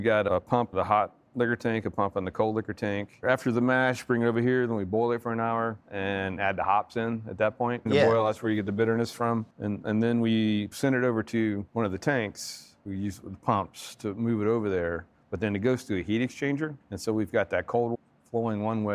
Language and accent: English; Tennessee, United States; moved away as an adult; now in High Point, United States; I'm from Tennessee